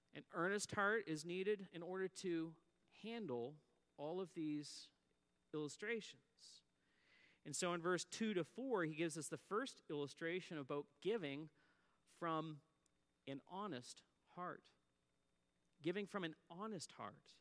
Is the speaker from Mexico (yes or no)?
no; Antigonish, Nova Scotia, Canada; I grew up in Antigonish, Nova Scotia